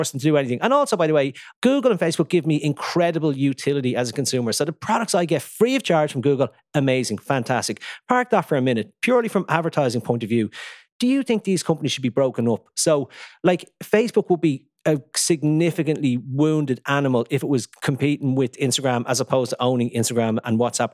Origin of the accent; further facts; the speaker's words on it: Ireland; we're a small country and we have the inspill of, we're an English-speaking country, so we have the inspill of all media from the UK